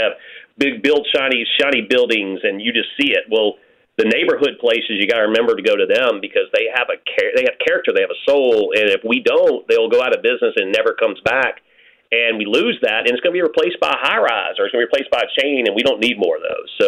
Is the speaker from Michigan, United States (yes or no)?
no; Louisiana, United States; I'm from Louisiana, and this Chicago cane sauce is not the same.